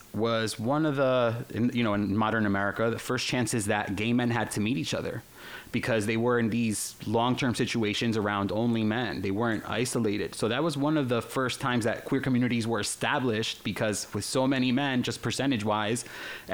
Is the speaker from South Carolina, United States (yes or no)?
no; Newark, New Jersey, United States; first language Spanish; English is a second language; also born or lived in Spain / Barcelona; the metal fans that I grew up around in Newark, New Jersey